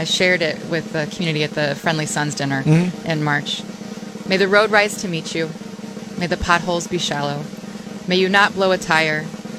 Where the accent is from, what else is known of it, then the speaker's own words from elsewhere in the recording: Beaverton, Oregon, United States; moved away as an adult; now in Scranton, United States; I'm not from here. I'm from Beaverton, Oregon.